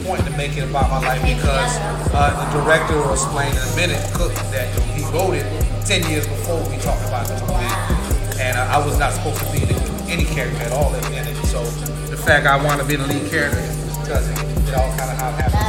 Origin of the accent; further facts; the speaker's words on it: Orlando, Florida, United States; I'm born and raised in Orlando, so it's the character. Went to Jane High, lived my whole life there.